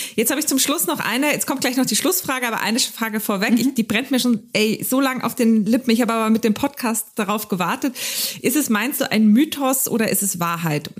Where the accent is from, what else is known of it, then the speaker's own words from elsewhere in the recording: Carinthia, Austria; accent: Carinthian; moved away; ich bin ja Österreicherin, weißt du, deswegen ist es ja für mich immer, wenn ich da bin, dann rede ich aber kärntnerisch mit dir